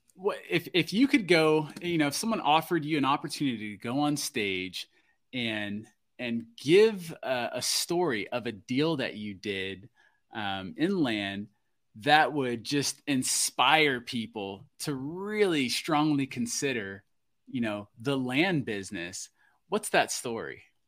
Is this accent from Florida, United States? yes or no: yes; Florida, United States; now in Alaska, United States; that's my home state.